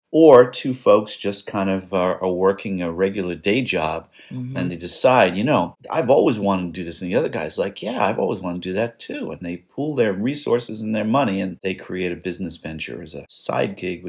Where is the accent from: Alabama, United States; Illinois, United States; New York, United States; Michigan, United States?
New York, United States; New York City; Billy and I grew up in New York City.